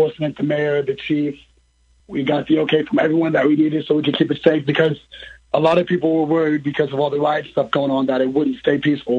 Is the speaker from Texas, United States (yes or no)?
no; Taylorville, Illinois, United States; So I grew up in Taylorville, actually